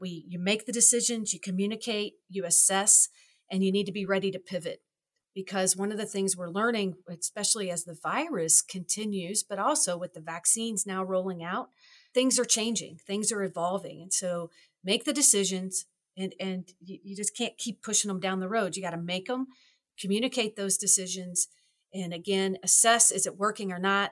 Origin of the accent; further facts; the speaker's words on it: Louisville, Kentucky, United States; moved away as an adult; now in Wisconsin, United States; I grew up in Louisville, Kentucky